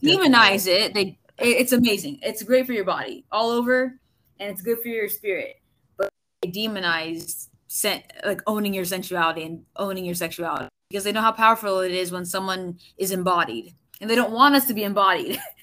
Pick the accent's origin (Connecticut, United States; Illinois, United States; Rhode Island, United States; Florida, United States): Florida, United States; I'm originally from Florida